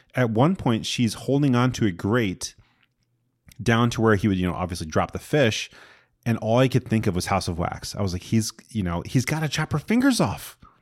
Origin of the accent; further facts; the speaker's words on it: Sayville, New York, United States; Sayville, Long Island, my hometown